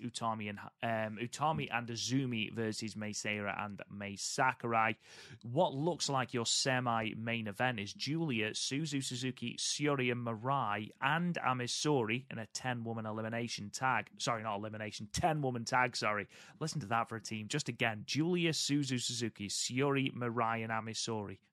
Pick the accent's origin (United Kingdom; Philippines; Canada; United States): United Kingdom; I'm British.